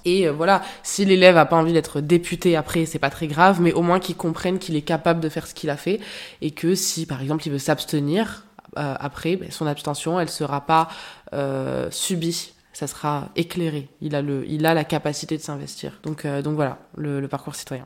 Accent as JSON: {"language": "French", "town": "Marseille", "region": "Provence-Alpes-Côte d'Azur", "country": "France", "moved": "as an adult", "lives_now": "Paris, France", "said": "Je suis aussi de Marseille"}